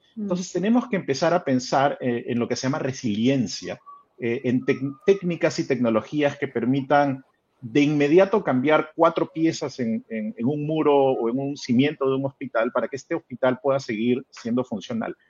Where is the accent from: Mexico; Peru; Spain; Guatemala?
Peru; moved away; yo me fui del Perú, yo, yo he vivido fuera del Perú 16 años y he regresado hace dos. Cuando me fui, Lima tenía 7 millones de habitantes